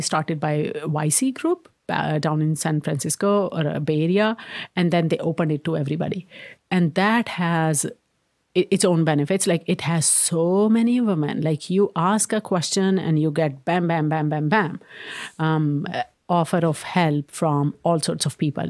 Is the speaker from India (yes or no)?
yes; India; moved away as an adult; also born or lived in Maryland, United States; now in Redmond, United States; When I was growing up in India